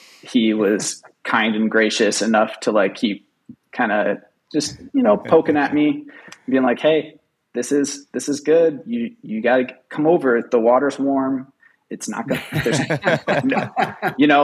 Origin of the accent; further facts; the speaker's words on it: Rochester, Minnesota, United States; So I grew up in Rochester